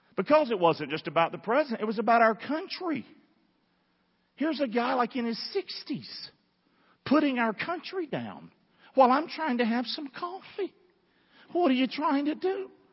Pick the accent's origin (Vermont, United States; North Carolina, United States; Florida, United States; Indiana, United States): North Carolina, United States; Rockingham; moved away; I'm from Rockingham, 109 River Road